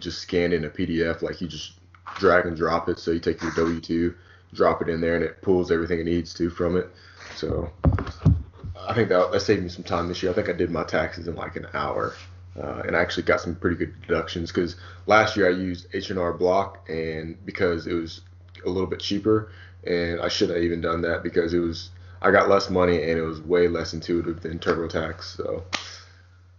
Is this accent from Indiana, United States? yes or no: yes; Indiana, United States; moved away; I'm from Indiana